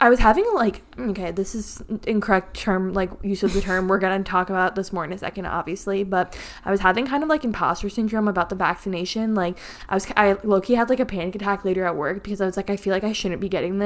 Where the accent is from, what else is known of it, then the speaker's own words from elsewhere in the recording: Connecticut, United States; we're from Connecticut in the United States